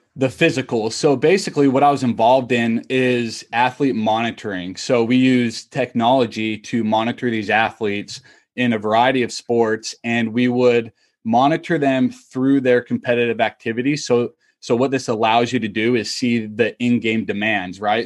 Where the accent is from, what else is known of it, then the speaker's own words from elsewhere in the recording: Utah, United States; moved away as an adult; also born or lived in Kentucky / Tampa; I am originally from Utah